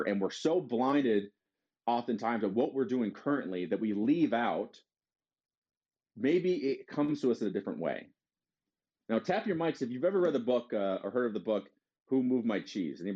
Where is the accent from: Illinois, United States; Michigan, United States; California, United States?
Michigan, United States; Detroit; I'm from Detroit